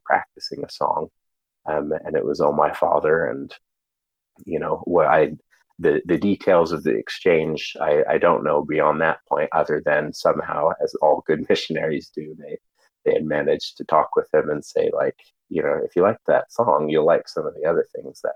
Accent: Provo, Utah, United States; I grew up pretty much in Provo, Utah. Provo is what I call home

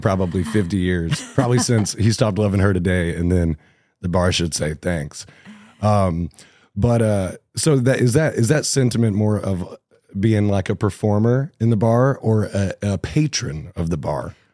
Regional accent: Cabot, Arkansas, United States; moved away as an adult; also born or lived in Indianapolis; I grew up in Cabot, Arkansas, and I lived there for the first twenty years of my life

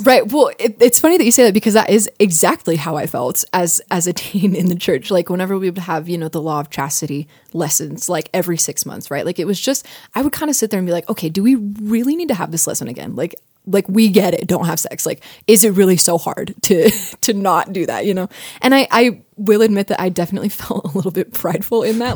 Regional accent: United States; I'm American

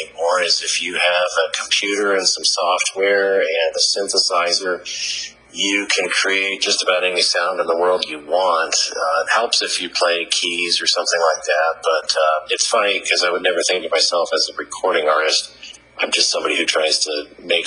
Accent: Colorado Springs, Colorado, United States; Colorado Springs, Colorado.

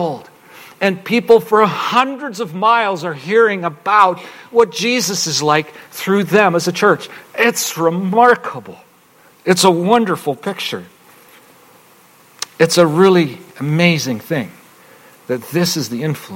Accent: United States; we're American

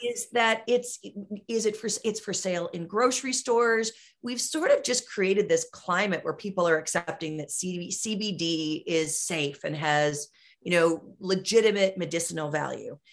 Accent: Wisconsin, United States; my home state of Wisconsin

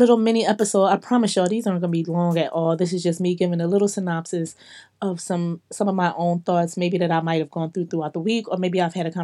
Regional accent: Philadelphia, Pennsylvania, United States; now in Atlanta, United States; I come from Philly. I live

